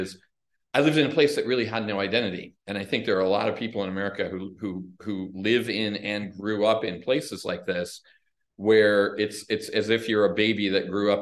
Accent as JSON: {"language": "English", "town": "Des Plaines", "region": "Illinois", "country": "United States", "tie": "born or raised there", "said": "I grew up in a trailer park in Des Plaines, Illinois"}